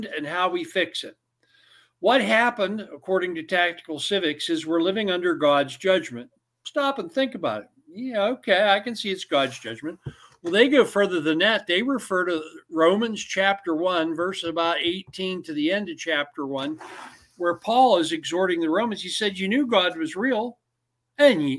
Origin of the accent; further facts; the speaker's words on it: United States; also born or lived in Clearfield, Pennsylvania; I'm an American.